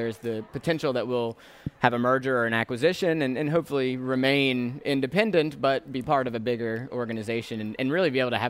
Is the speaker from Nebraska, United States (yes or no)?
no; New Orleans, Louisiana, United States; also born or lived in Atlanta; So I'm originally from the New Orleans area. I actually, my family moved around a little bit, so I went to high school in Atlanta